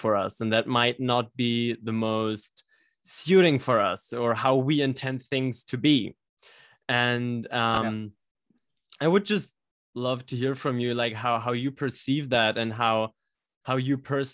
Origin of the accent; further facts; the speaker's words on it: Germany; English is a second language; we're both from Germany speaking English here